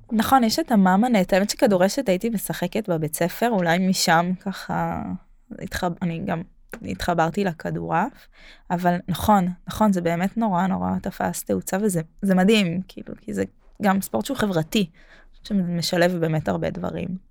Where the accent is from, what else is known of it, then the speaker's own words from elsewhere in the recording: Jerusalem, Jerusalem District, Israel; now in Tel Aviv, Israel; בתור ירושלמית